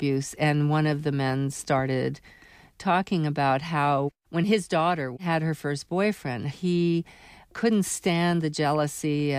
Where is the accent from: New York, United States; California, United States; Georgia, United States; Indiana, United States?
New York, United States; New York City; I grew up in New York City